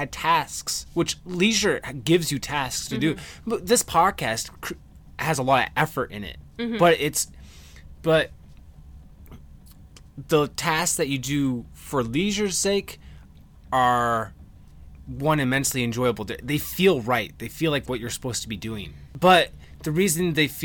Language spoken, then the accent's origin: English; United States; We're American